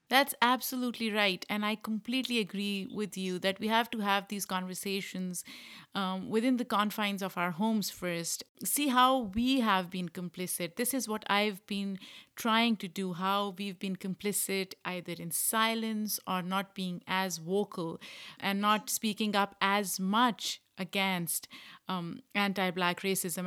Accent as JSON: {"language": "English", "country": "Pakistan", "said": "we are both from Pakistan"}